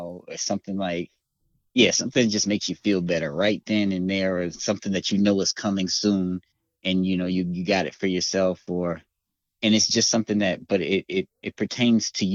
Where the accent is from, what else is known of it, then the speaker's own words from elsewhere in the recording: Chicago, Illinois, United States; moved away as an adult; also born or lived in Dallas area, Texas; now in Dallas, United States; I am from Chicago, born and raised in Chicago.